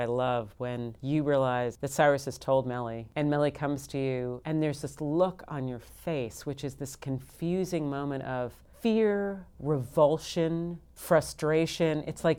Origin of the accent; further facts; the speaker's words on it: Mid-Atlantic, United States; We're from the Mid-Atlantic. And we like to speak with dulcet tones that sound a little bit like we're on a talk show. But that's sort of where we grew up.